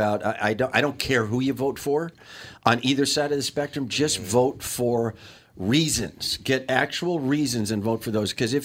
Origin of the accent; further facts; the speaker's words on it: Kenosha, Wisconsin, United States; I grew up in Kenosha, Wisconsin, which was the home of the late, great American Motors